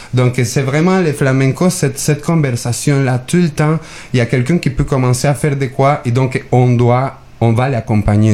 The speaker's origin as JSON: {"language": "French", "country": "Mexico", "moved": "yes", "lives_now": "Quebec, Canada", "said": "je viens du Mexique"}